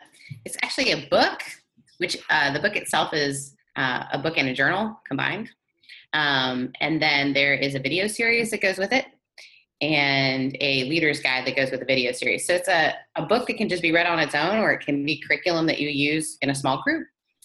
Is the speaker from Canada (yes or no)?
yes; Canada; accent: Brethrenadian; also born or lived in Mississippi; My mother is British. I grew up in Canada, and then I moved to Mississippi. So I'm British Southern Canadian. So I'm Brethrenadian.